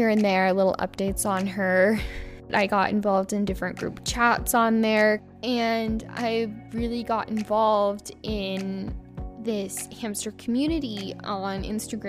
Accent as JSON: {"language": "English", "region": "Colorado", "country": "United States", "said": "I'm from the United States, over in Colorado"}